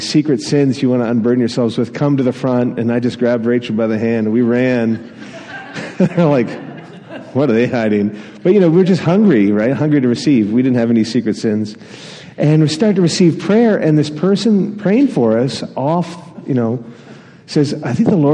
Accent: Atlantic Canada, Canada; I grew up in Atlantic Canada

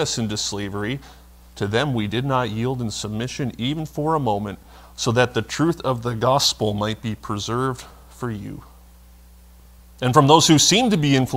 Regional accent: Vermont, United States; where I grew up in Vermont

